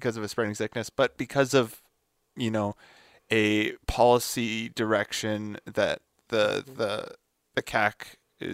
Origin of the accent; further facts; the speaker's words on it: Toronto, Ontario, Canada; now in Montreal, Canada; when I was growing up in Toronto